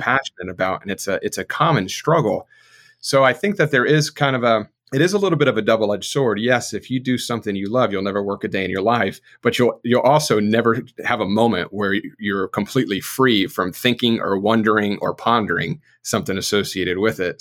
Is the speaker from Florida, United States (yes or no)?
yes; South Florida, United States; now in North Carolina, United States; I grew up in South Florida